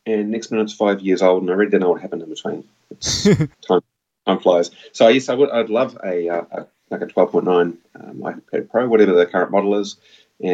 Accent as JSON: {"language": "English", "country": "New Zealand", "said": "I am from New Zealand. I live about an hour and a half south of Auckland"}